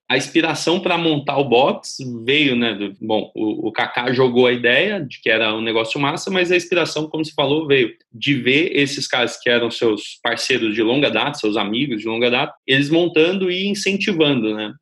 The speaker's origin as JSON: {"language": "Portuguese", "town": "São Carlos", "region": "São Paulo", "country": "Brazil", "tie": "born or raised there", "said": "muito perto da cidade onde eu nasci, da cidade de São Carlos"}